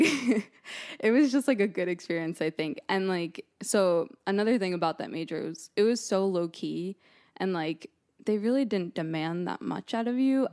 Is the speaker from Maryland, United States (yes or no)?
no; Monmouth County, New Jersey, United States; now in Boston, United States; I'm from New Jersey originally